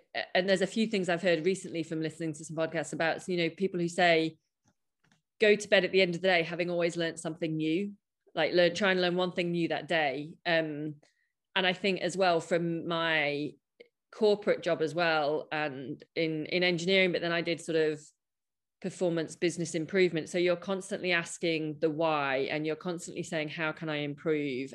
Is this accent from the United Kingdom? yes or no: yes; United Kingdom; I'm a British cynic